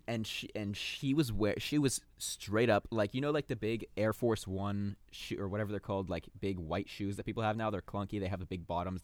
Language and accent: English; Torrance, California, United States; also born or lived in West Hollywood; We are from, we are from California. I was born in the Torrance Beach